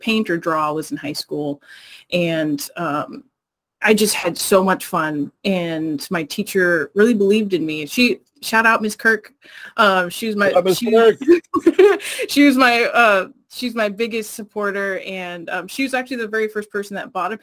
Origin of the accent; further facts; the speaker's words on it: Bay Area, California, United States; I'm from the Bay Area originally